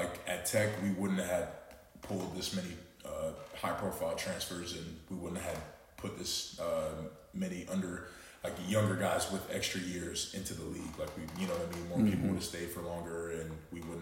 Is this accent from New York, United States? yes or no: no; Gwinnett County, Georgia, United States; moved away as an adult; now in Oxford, United States; I'm a small-town kid. I'm from Gwinnett, which is controversial